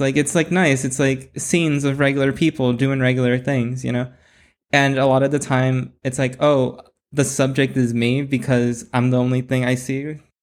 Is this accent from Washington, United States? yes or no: no; Bell, California, United States; also born or lived in Cudahy, California; now in Whittier, United States; I was born in L A and raised in, uh, Southeast L A. And, uh, I, w, I was in Bell